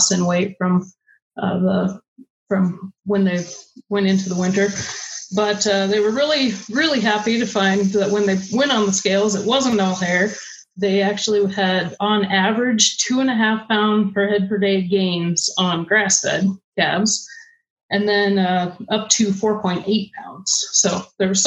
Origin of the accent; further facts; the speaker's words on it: Stevensville, Montana, United States; I grew up in Stevensville, Montana, which is in the Bitter Root Valley.